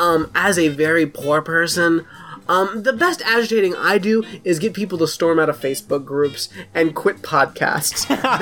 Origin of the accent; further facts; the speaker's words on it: New York City, New York, United States; I'm from New York City, so I've seen almost everything, including the Twin Towers falling a few blocks from my apartment.